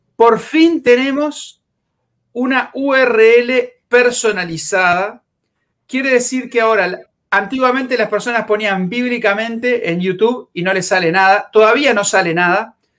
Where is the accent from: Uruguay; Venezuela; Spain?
Uruguay